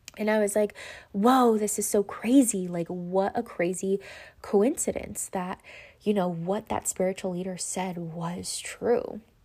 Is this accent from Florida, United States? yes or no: no; Los Angeles, California, United States; White Memorial? That's where I was born